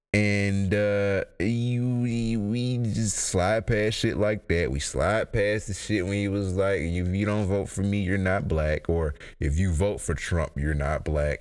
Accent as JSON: {"language": "English", "country": "United States", "said": "as an American"}